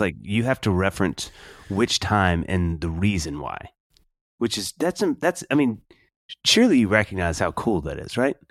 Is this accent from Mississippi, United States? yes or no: yes; Kosciusko, Mississippi, United States; A native Mississippian